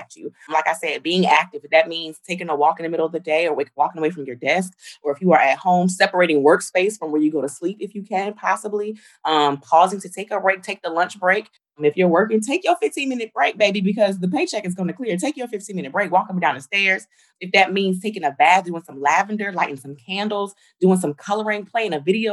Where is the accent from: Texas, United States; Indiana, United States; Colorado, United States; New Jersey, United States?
New Jersey, United States; I'm from Jersey